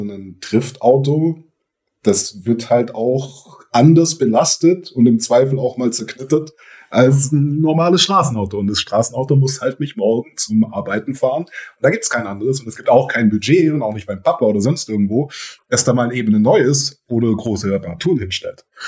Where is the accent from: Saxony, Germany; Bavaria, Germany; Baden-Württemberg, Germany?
Baden-Württemberg, Germany; Göppingen area; Wir sind ja da in der Köppinger Gegend groß geworden